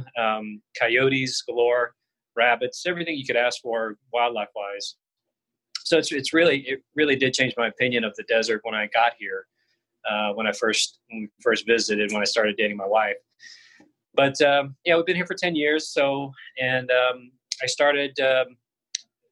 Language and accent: English; South Georgia near Savannah, United States; moved away as an adult; also born or lived in Miami, Florida / Boston, Massachusetts; now in Scottsdale, United States; originally, I grew up in Georgia, so South Georgia near Savannah.